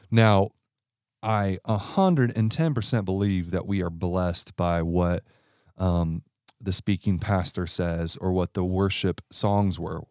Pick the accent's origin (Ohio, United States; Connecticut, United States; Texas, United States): Ohio, United States; I'm from Ohio